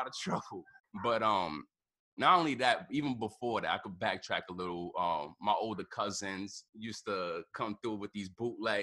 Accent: New York City, New York, United States; I grew up in the Bronx, you know, 156

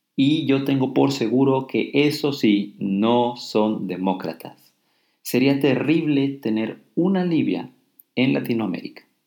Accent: Mexico; soy un ciudadano mexicano

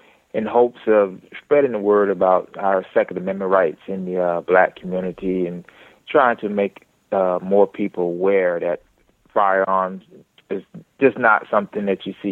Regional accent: Georgia, United States; also born or lived in Midwest; I was born up in the Midwest, but I was raised in the South, Georgia

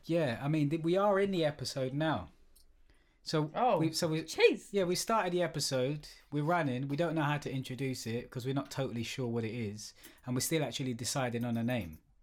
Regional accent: London, United Kingdom; I grew up in Stratford, very multicultural.

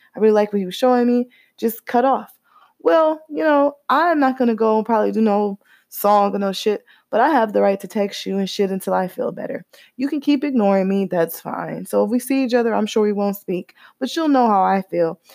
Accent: Cleveland, Ohio, United States; I'm from Cleveland

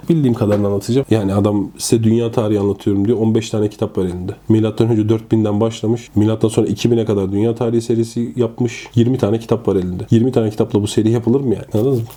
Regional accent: Ankara, Turkey; also born or lived in Konya; Ankara doğumluyum.

